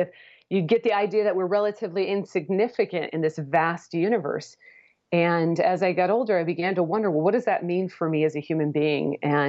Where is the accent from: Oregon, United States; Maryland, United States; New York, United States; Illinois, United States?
Oregon, United States; Portland; now in Houston, United States; I grew up in the Portland, Oregon area.